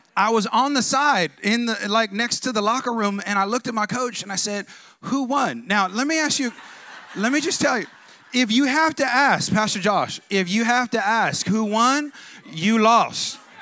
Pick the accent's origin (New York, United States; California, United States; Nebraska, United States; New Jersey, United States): California, United States; I'm like from California, like West Coast